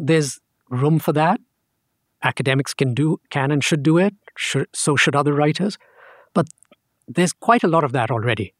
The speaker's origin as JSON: {"language": "English", "country": "India", "said": "I'm Indian, of course"}